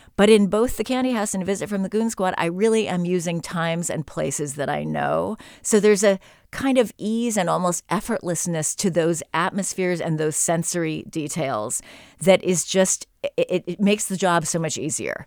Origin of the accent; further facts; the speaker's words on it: San Francisco, California, United States; moved away; I grew up here in San Francisco. I went to Lowell High